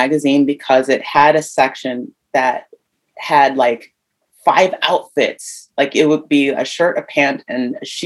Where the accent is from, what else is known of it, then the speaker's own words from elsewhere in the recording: Ohio, United States; moved away as an adult; also born or lived in New York City; I'm a Midwest girl. I'm from Ohio.